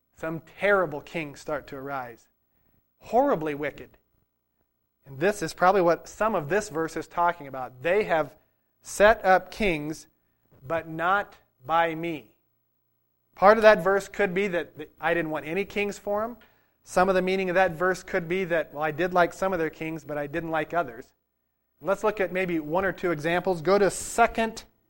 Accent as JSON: {"language": "English", "country": "United States", "said": "As an American"}